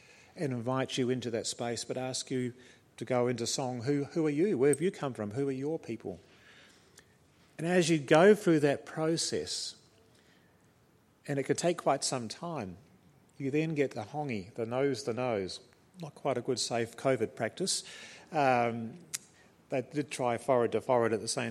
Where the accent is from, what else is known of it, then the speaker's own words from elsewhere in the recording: New Zealand; moved away; I'm a Kiwi by birth, and it is in the blood.